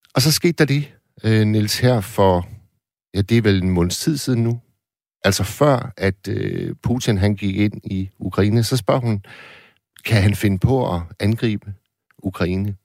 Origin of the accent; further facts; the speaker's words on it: Hirtshals, North Denmark Region, Denmark; da jeg voksede op i slut 70'erne i Hirtals, mm. hvor jeg kommer fra